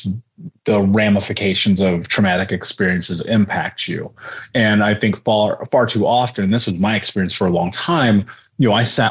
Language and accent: English; Indianapolis, Indiana, United States; I grew up in Indianapolis